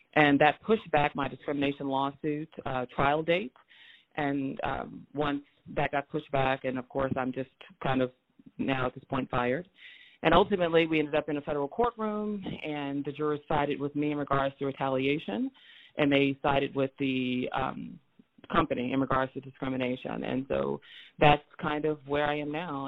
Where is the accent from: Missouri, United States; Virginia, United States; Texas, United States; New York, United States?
Missouri, United States; Moberly; also born or lived in St. Louis, Missouri; I was born in St. Louis, Missouri, but I grew up in Moberly, Missouri